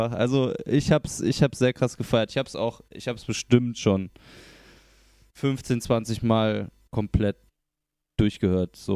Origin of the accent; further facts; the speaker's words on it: near Cologne, North Rhine-Westphalia, Germany; now in Cologne, Germany; Ich komme aus der Nähe.